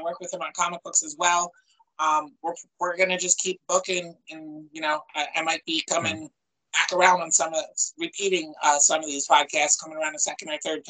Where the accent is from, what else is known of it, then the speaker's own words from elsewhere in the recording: Chester County, Pennsylvania, United States; moved away as an adult; also born or lived in North Jersey / West Philadelphia; I grew up in Chase County and I was living in West Philly up until two Julys ago.